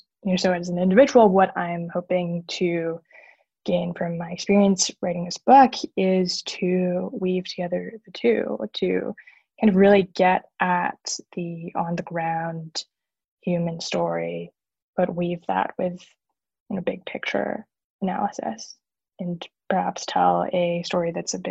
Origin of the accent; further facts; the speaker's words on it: Hong Kong; I was born and raised in Hong Kong